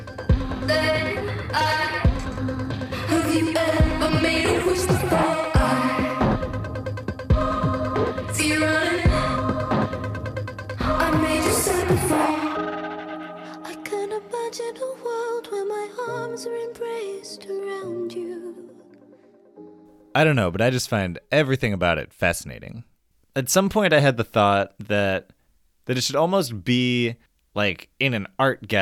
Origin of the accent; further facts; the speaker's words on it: Chicago, Illinois, United States; my hometown, Chicago